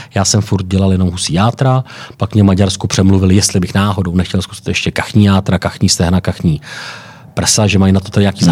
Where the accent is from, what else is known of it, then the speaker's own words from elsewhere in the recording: Czechia; jsem třeba z Čech